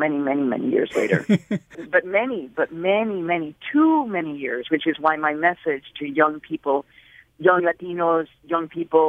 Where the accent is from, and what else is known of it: Chicago, Illinois, United States; born or raised there